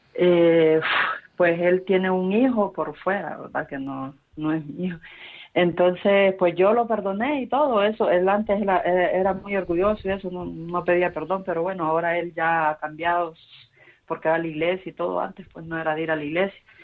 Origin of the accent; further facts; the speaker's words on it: Honduras; now in Madrid, Spain; yo estoy aquí en Madrid, yo soy de Honduras